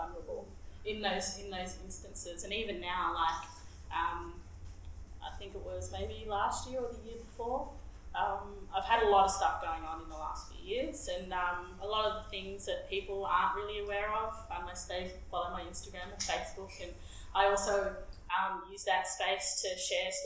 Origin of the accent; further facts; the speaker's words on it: Bendigo, Victoria, Australia; my adopted Koori family that I grew up with in Bendigo